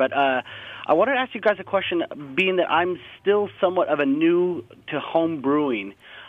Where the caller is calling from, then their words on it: Seattle, Washington, United States; I'm actually over here in Seattle, Washington.